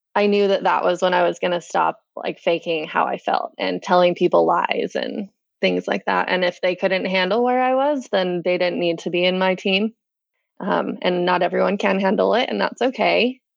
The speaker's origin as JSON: {"language": "English", "town": "West Point", "region": "Utah", "country": "United States", "tie": "born or raised there", "said": "I grew up, born and raised in West Point, Utah."}